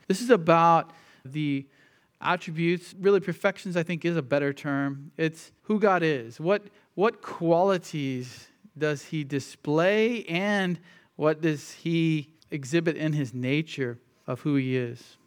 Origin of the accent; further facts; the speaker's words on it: United States; most of us who grew up in the, in the U.S.